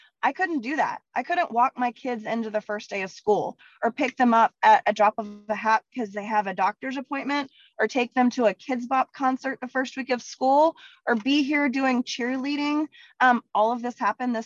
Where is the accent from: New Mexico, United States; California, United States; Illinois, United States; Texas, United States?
Texas, United States; I'm from Texas